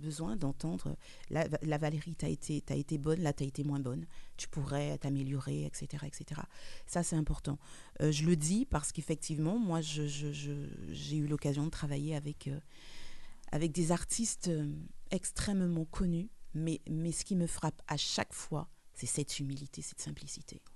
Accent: French Guiana; moved away; du soleil, de la lumière, de la chaleur de chez moi en Guyane

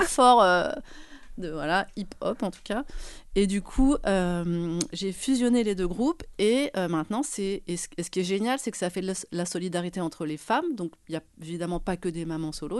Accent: Paris, Île-de-France, France; Nous, on est parisiens, enfin moi je suis parisienne

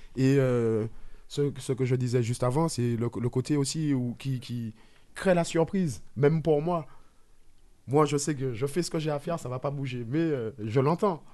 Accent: Martinique; chez moi en Martinique.

